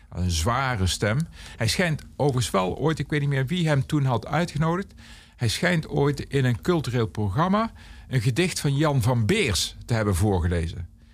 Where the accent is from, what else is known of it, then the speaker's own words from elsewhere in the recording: Aarle-Rixtel, North Brabant, Netherlands; now in Eindhoven, Netherlands; in mijn geboortedorp hadden wij twee discotheken. Eén echte discotheek